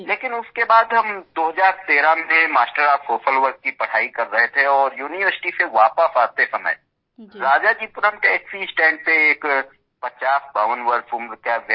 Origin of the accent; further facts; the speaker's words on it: India; हम ग्रामीण क्षेत्र से परिवेश के रहने वाले हैं वहीं पले बढ़े हैं जब गांव से हम लखनऊ पढ़ाई के लिए आए